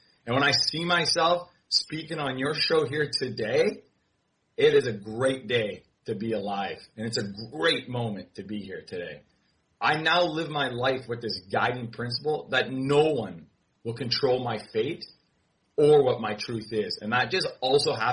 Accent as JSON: {"language": "English", "country": "Canada", "said": "I'm Canadian. I'm Canadian"}